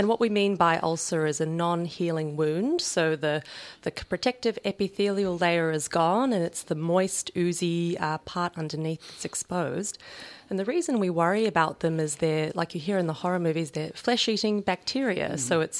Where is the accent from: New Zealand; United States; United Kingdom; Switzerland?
New Zealand; now in Australia; As a Kiwi